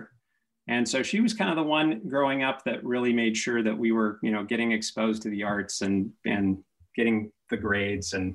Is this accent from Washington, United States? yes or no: yes; Seattle, Washington, United States; moved away; I grew up in Seattle until about seventh grade